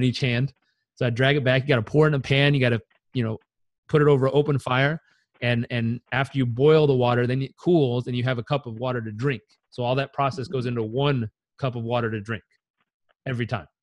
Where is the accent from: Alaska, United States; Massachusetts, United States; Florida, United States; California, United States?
California, United States; Southern; I grew up in Southern California.